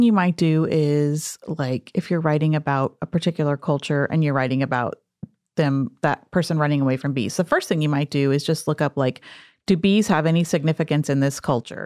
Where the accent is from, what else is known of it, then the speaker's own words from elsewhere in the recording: the Southwest, small town New Mexico, United States; I grew up in the Southwest